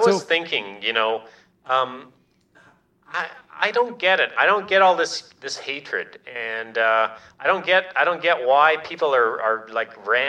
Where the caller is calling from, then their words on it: Minneapolis, Minnesota, United States; I'm calling from Minneapolis, Minnesota.